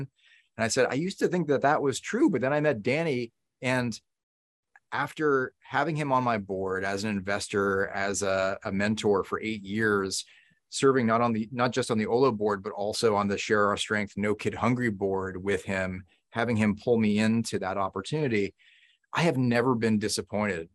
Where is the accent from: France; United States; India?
United States; Newton, Massachusetts; where I grew up in Newton, Massachusetts